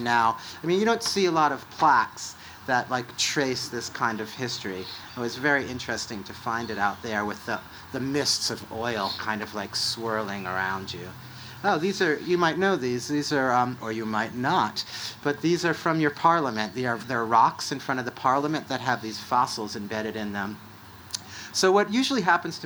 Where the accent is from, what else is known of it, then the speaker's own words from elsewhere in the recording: United States; an American that comes from a country with no national health care